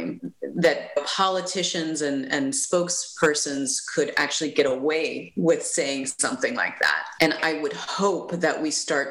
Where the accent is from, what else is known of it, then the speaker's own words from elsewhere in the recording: United States; also born or lived in Washington, D.C. area; We as the American people